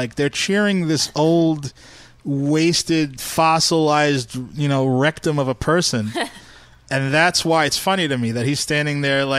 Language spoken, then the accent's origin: English; New York, United States; We're all from New York, and we had to deal with Trump for all our lives.